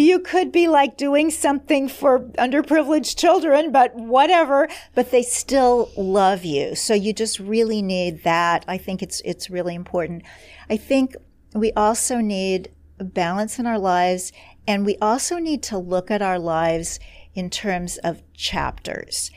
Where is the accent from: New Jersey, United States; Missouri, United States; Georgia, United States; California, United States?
Missouri, United States; Kansas City; moved away; my hometown of Kansas City, Missouri